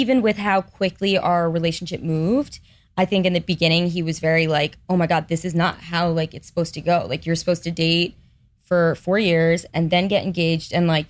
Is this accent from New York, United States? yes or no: yes; Manhasset, New York, United States; So, Manhasset on Long Island.